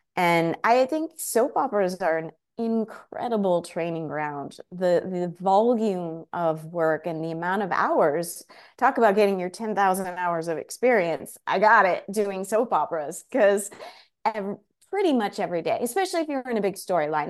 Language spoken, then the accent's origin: English; Cedar Grove, New Jersey, United States; also born or lived in Oxford, England / Woodland Park, New Jersey; I grew up, um, in New Jersey, Northern Jersey, a place called Cedar Grove, very close to Montclair